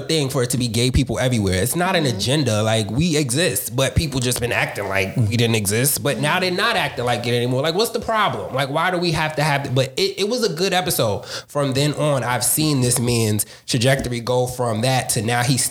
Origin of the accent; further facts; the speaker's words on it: New York City, New York, United States; I'm from Harlem.